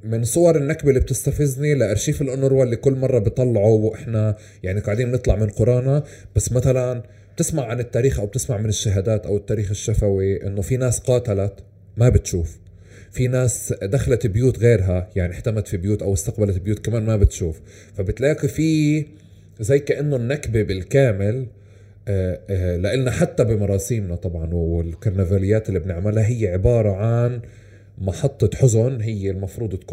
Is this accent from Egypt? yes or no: no; Palestine; انا بالنسبه لي على مستوى فلسطين لحد الصور آه، بلشنا احنا يتم تصويرنا كفلسطينيين مقاتلين